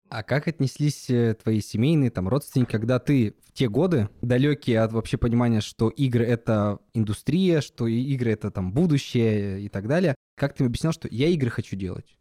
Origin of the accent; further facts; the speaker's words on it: Yekaterinburg, Sverdlovsk Oblast, Russia; из моего родного города, в котором я жил, из Екатеринбурга